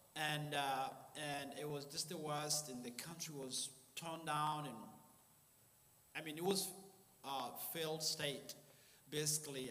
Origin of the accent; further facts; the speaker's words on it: Uganda; moved away; also born or lived in Rwanda; I'm from Rwanda, but I was born in a refugee camp in Uganda, north of Rwanda, because my family was exiled uh, from Rwanda in 1960. So I was born in Uganda and I was born in a refugee camp